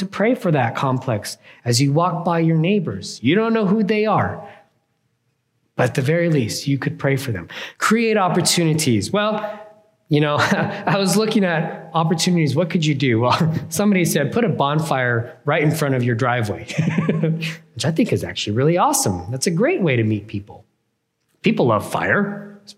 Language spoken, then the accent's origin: English; California, United States